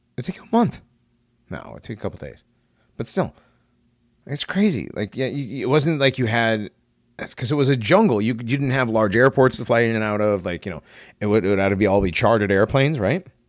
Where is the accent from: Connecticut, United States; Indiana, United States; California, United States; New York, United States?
Connecticut, United States; Hartford; I grew up in the ghetto. I grew up in Hartford